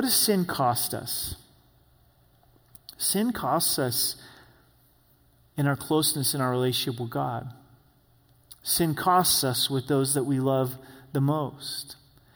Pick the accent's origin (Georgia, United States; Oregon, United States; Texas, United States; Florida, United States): Oregon, United States; Grants Pass; now in Colorado Springs, United States; where I grew up in Grants Pass, Oregon, this small town on the I-5 freeway.